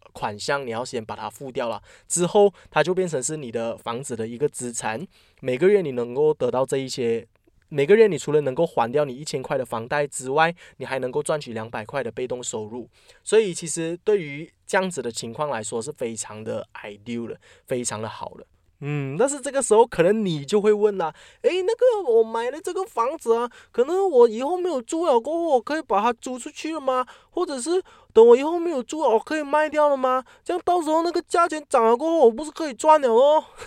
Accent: Malaysia; 我们马来西亚人都习惯讲五百千

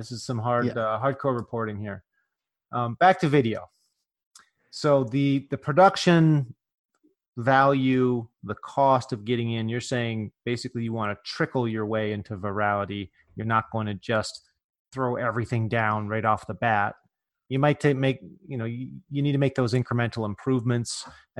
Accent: California, United States; I'm like, I'm from California. What are you talking about? I'm like, well, I'm kind of from the woods in California, way up out in the middle of nowhere. And apparently we talk a little different there.

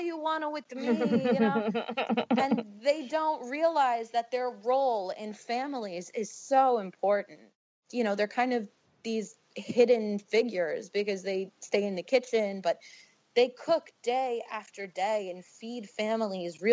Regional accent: New York City, New York, United States; moved away; also born or lived in New Jersey; I'm a girl from Bensonhurst

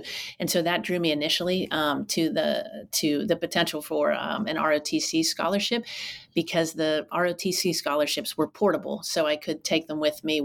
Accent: Pittsburgh, Pennsylvania, United States; moved away as an adult; also born or lived in Durham, North Carolina / Colorado Springs, Colorado / Philadelphia, Pennsylvania / Oakland, California; I grew up not too far from where you are now, in Pittsburgh, Pennsylvania

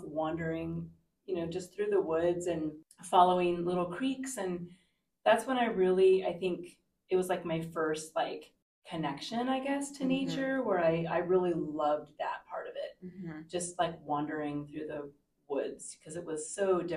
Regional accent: Southern California, United States; moved away; Definitely a city girl. I'm from Southern California

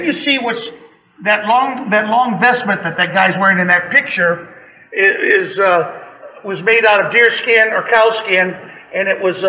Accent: Tucson, Arizona, United States; I'm from Tucson.

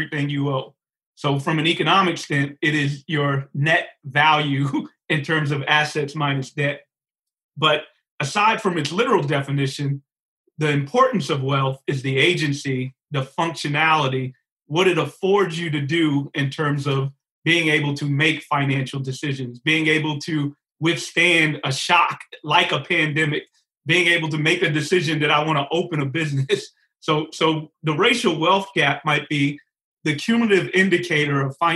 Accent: New York City, New York, United States; I grew up in Bedford-Stuyvesant, Brooklyn, before gentrified Bedford-Stuyvesant, Brooklyn.

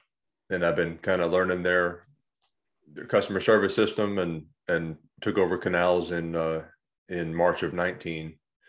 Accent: New Orleans, Louisiana, United States; I grew up in New Orleans

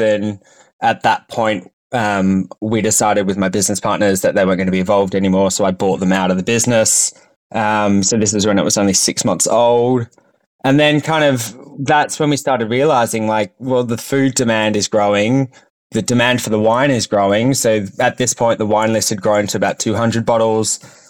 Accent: Sydney, New South Wales, Australia; Yeah, so I actually grew up in Sydney on the North Shore, and we were a big family.

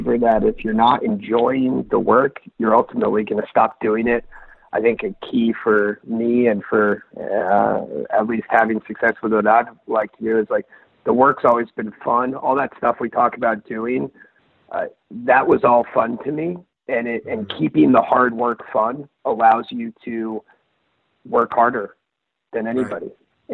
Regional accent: Rhode Island, United States; moved away as an adult; also born or lived in Virginia; now in San Francisco area, United States; when I was growing up in Rhode Island

